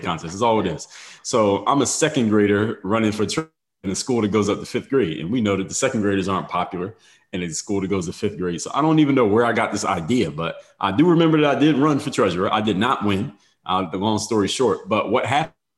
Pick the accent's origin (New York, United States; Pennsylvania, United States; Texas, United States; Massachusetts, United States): Pennsylvania, United States; Philadelphia; moved away as an adult; now in South Florida, United States; Now I'm from Philadelphia